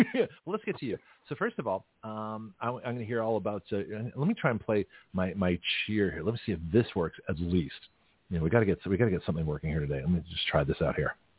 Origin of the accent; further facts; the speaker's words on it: Toronto, Ontario, Canada; moved away; also born or lived in San Francisco; from Toronto, my hometown